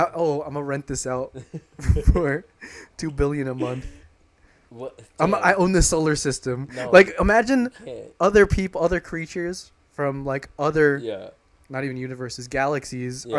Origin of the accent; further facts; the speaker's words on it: New York City, New York, United States; where are you from? I was like, oh, New York